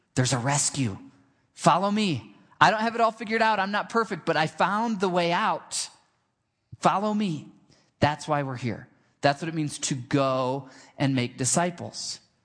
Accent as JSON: {"language": "English", "region": "Michigan", "country": "United States", "tie": "born or raised there", "said": "I grew up in Michigan and we had this big old grapevine in our backyard"}